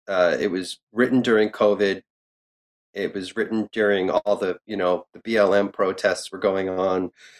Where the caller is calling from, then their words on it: New York, United States; I'm talking from New York as a New York fan, so.